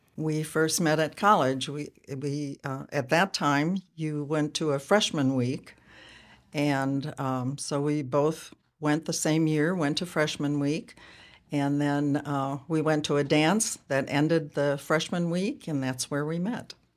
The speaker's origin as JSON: {"language": "English", "town": "Ripon", "region": "Wisconsin", "country": "United States", "tie": "born or raised there", "also_born_or_lived": "Nebraska / San Diego / Portland, Oregon", "moved": "as an adult", "said": "I grew up in Ripon, Wisconsin"}